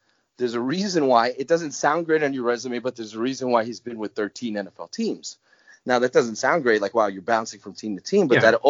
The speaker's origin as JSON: {"language": "English", "area": "the Northeast", "region": "New York", "country": "United States", "said": "I'm from the Northeast, and you know that New York's my home"}